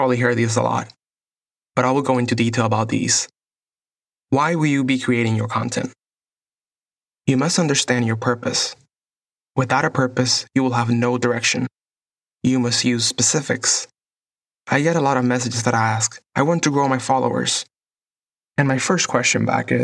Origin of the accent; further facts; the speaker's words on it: Puerto Rico; moved away as an adult; now in Los Angeles, United States; I was born and raised in Puerto Rico and have been living in Los Angeles for the last